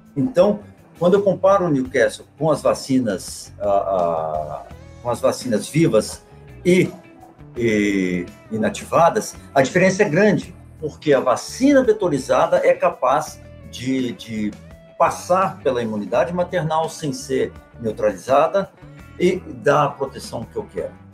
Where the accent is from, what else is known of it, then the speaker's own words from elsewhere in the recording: Minas Gerais, Brazil; moved away as an adult; Eu, apesar de não morar no Brasil há 17 anos, eu ainda sou brasileiro, ainda sou mineiro, ainda falo uai